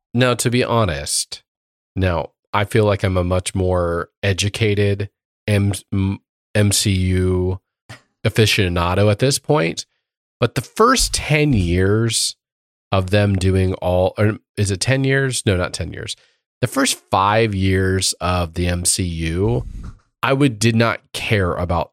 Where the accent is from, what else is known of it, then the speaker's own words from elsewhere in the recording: Indiana, United States; growing up in Indiana